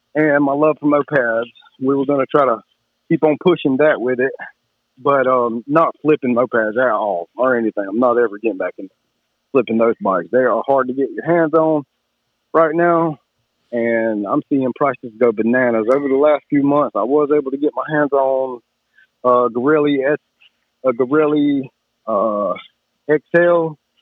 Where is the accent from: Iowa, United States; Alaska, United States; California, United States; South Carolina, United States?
South Carolina, United States; Kershaw; also born or lived in Camden, South Carolina; Kershaw, South Carolina. And I've been all over the state and lived a little bit all over the state, but back in my hometown